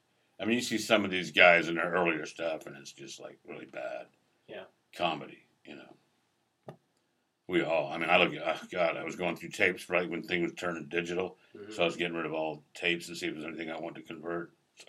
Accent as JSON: {"language": "English", "region": "East Coast", "country": "United States", "tie": "born or raised there", "said": "Well, I grew up on the East Coast, basically. I mean, my family moved around like every 3 or 4 years for some fucking reason."}